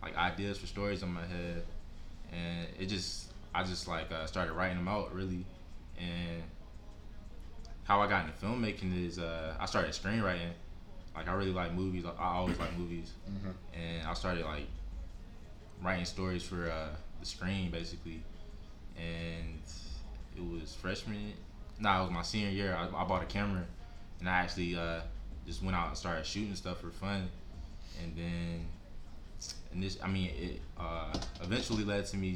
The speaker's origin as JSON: {"language": "English", "area": "Marlboro County", "region": "South Carolina", "country": "United States", "said": "I'm from Marlborough County, 843 South Carolina"}